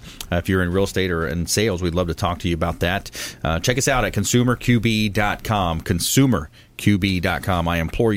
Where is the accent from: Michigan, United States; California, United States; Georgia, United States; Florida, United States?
Florida, United States; South; I'm from South Florida. I'm from a small town. I used to go hunting and fishing down there in the Everglades growing up. I mean, I grew up in the, you know, the South, you know, South Florida